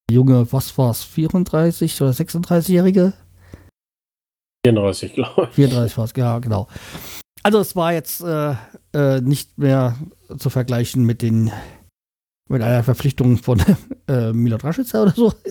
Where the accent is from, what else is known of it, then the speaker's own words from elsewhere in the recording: Bremen, Germany; dass wir als Bremer ja nicht gerne den Trainer rausschmeißen und eigentlich auch darauf stolz sind, dass bei uns nicht jedes Jahr ein neuer Trainer kommt.